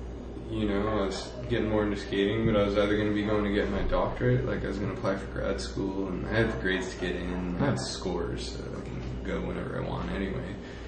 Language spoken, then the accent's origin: English; New Hampshire, United States; I'm from New Hampshire, and my town had, like, 2,000 people in it.